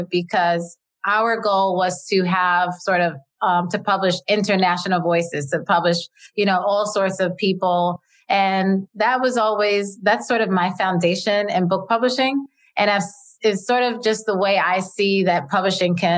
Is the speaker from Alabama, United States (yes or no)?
no; New York, United States; I'm from New York and I was brought up in a working class family.